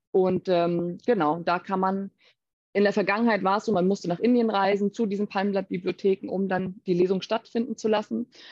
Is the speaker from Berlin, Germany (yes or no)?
no; Baltic coast, Mecklenburg-Vorpommern, Germany; also born or lived in Hamburg; now in Rishikesh, India; ich bin eben ursprünglich aus Deutschland, ganz ursprünglich von der Ostsee aus MacPom